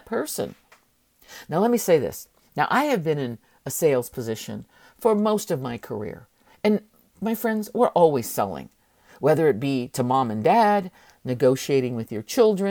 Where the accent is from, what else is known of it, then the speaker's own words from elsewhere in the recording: San Francisco, California, United States; we grew up very poor in San Francisco